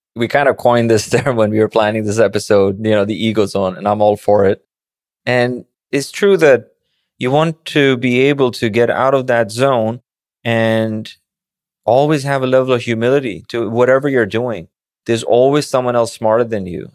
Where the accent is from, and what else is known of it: Pakistan; born or raised there; moved away as an adult; also born or lived in Manhattan, New York; now in New York, United States